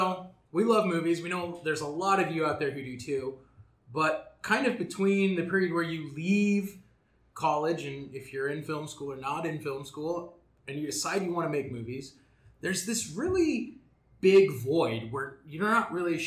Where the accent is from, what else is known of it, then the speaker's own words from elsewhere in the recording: Granger, Indiana, United States; moved away as an adult; now in Los Angeles, United States; I come from a little small town in Indiana.